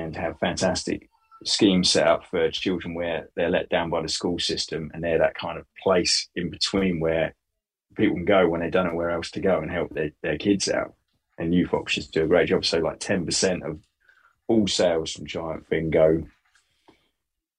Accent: Bury St Edmunds, East of England, United Kingdom; when I grew up in Bury St. Edmunds

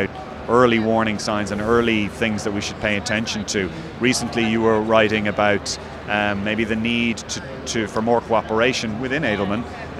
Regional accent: Ireland; I'm an Irish journalist

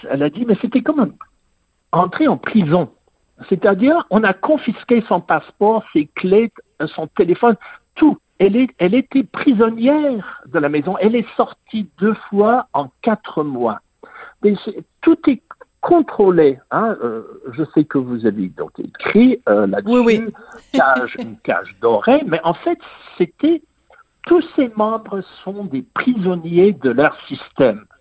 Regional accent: England, United Kingdom; j'ai grandi en Angleterre

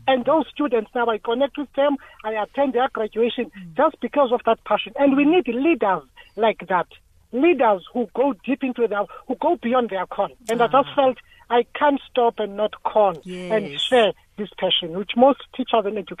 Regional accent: Cape Town, Western Cape, South Africa; now in Johannesburg, South Africa; I've just relocated to Joburg. I was from Cape Town.

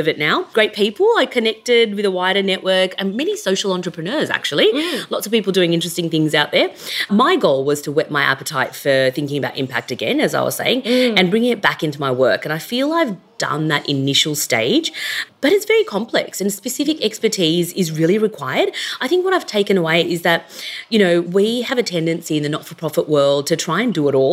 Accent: Sydney, New South Wales, Australia; I grew up in Western Sydney. I'm a first-generation migrant.

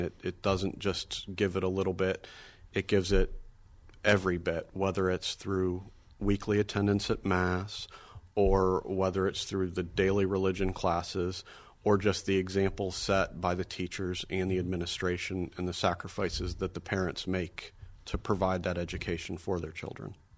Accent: Erie, Pennsylvania, United States; now in Sewickley, United States; growing up at St. James in Erie, my four siblings, my mother and father, and I were all very involved in all aspects of the parish and school life

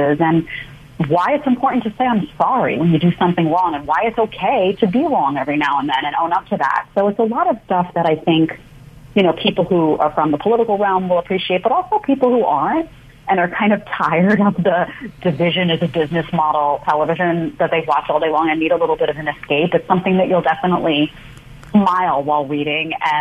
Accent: New York City, New York, United States; also born or lived in Manhattan; I grew up in Staten Island, New York, in a small condo behind the Staten Island Mall

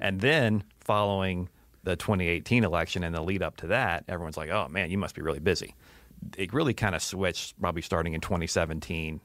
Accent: Atlanta, Georgia, United States; I grew up in Atlanta

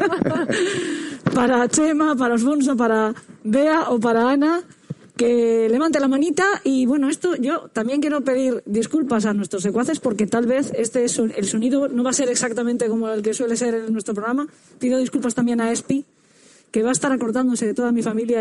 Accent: San Vicente del Raspeig, Valencian Community, Spain; yo soy de San Vicente del Raspey, que es un pueblo de, Alicante

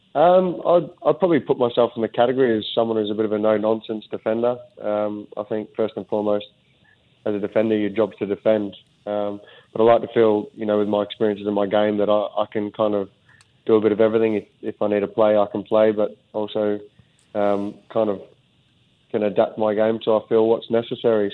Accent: Australia; also born or lived in Sunderland, England; now in Singapore; as you do as an Aussie

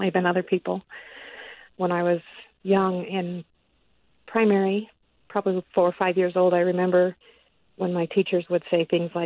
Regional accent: West Valley City, Utah, United States; I grew up born and raised in Utah. I've never lived anywhere else.

